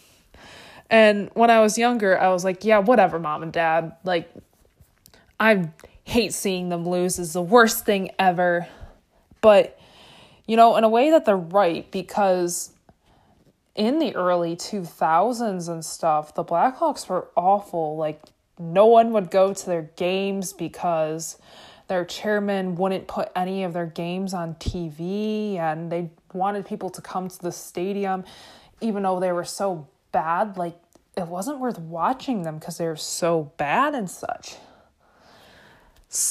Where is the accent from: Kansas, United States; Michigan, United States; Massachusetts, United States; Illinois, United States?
Illinois, United States; Chicago; I come from Chicago